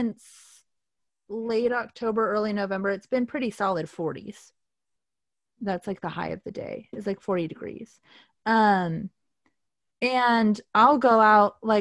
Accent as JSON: {"language": "English", "region": "Southern California", "country": "United States", "tie": "born or raised there", "moved": "as an adult", "lives_now": "Portland, United States", "said": "we grew up in Southern California, so we were so unaccustomed to any cold"}